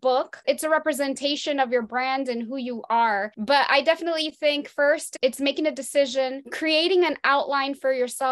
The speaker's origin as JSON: {"language": "English", "town": "Perth Amboy", "region": "New Jersey", "country": "United States", "tie": "born or raised there", "said": "I grew up in Perth Amboy, New Jersey, in middle class"}